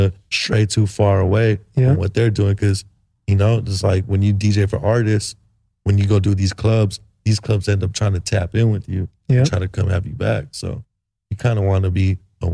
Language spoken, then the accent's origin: English; Palmdale, California, United States; also born or lived in San Fernando Valley, California; I was born in the Valley, then I moved to Palmdale